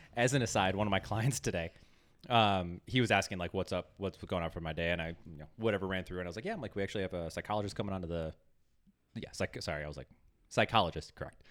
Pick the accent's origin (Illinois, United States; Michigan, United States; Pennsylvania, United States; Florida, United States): Illinois, United States; Chicago; I'm from Chicago.